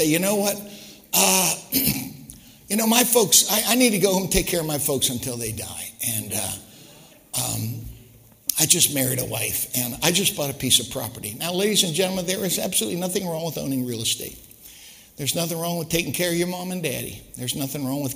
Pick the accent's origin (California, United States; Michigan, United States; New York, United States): Michigan, United States; Detroit; I said, Detroit